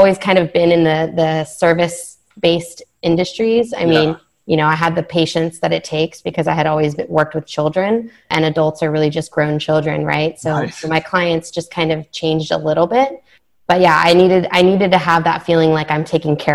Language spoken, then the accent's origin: English; Richmond, California, United States; also born or lived in Davis, California; I grew up in Richmond, California, which isn't like, you know, the best place in the world to grow up.